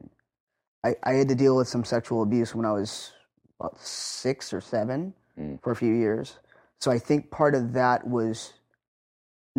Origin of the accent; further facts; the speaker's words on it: North Highlands, California, United States; I grew up in North Highlands, which is probably about 10 miles away from where we are right now